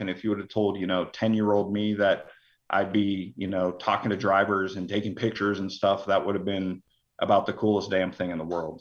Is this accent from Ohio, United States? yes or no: yes; Hubbard, Ohio, United States; I grew up in Hubbard, Ohio, which is outside of Youngstown